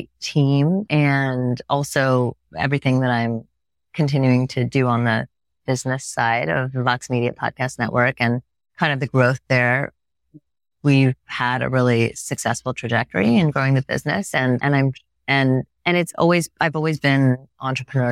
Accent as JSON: {"language": "English", "area": "Bay Area", "region": "California", "country": "United States", "tie": "born or raised there", "moved": "as an adult", "lives_now": "New York, United States", "said": "growing up in the Bay Area"}